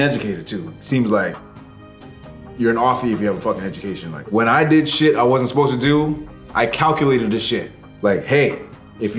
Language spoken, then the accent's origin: English; Canada; now in Hartford, United States; I'm from Canada